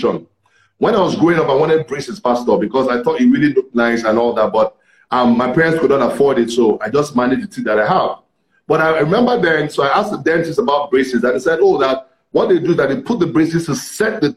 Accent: Ibadan, Oyo, Nigeria; I grew up in Ibadan, the city of Ibadan

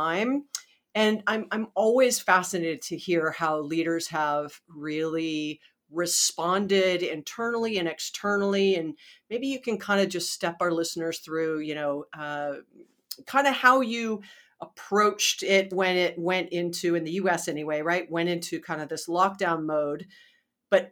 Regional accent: Hawaii, United States; moved away as an adult; also born or lived in Tempe, Arizona; I was born and raised in Hawaii

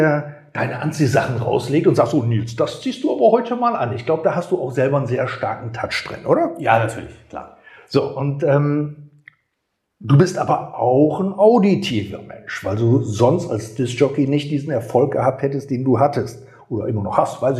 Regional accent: Gummersbach, North Rhine-Westphalia, Germany; ich komme ursprünglich aus Gummersbach und da hatten wir einen Masseur gehabt, der war blind.

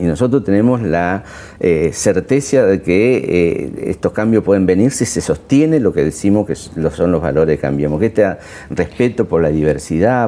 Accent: La Matanza, Buenos Aires Province, Argentina; Yo vengo de La Matanza, soy de ahí

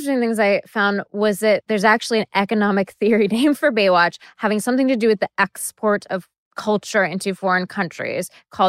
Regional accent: Seattle, Washington, United States; I grew up in Seattle, which is the opposite of the sunny, happy lifestyle, yeah. The suicide capital of the world.

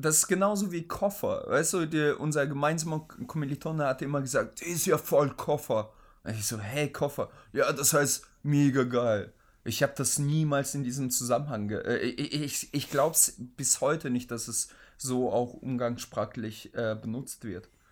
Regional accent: Oldenburg, Lower Saxony, Germany; Also ich komme ja aus Oldenburg

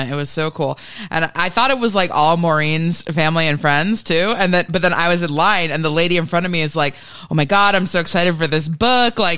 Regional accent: Reno, Nevada, United States; I was, I was born in Reno.

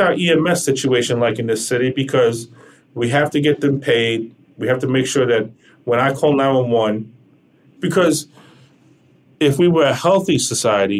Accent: United States; me as an American

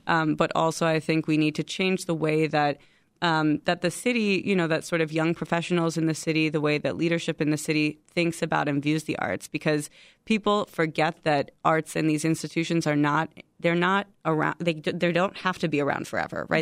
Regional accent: Chicago, Illinois, United States; I'm from Chicago, born and raised in Chicago.

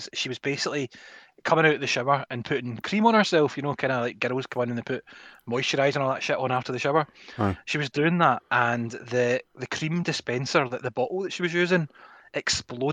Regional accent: Scotland, United Kingdom; I'm a Scottish person

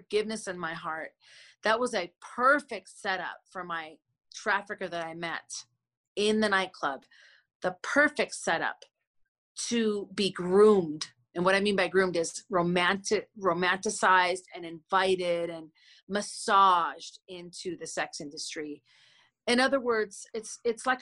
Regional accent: Minneapolis, Minnesota, United States; I grew up in Minnehaha Avenue and Lake Street. That was my hood.

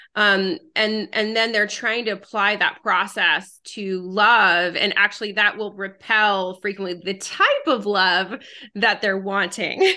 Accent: United States; English is a second language; also born or lived in France; moved to the United States when I was a girl, didn't speak English

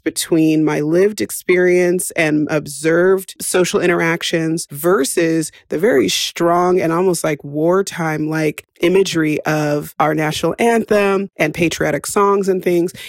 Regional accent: West Coast, United States; moved away as an adult; and I say this as an expat, I don't feel as American as when I'm outside of the country

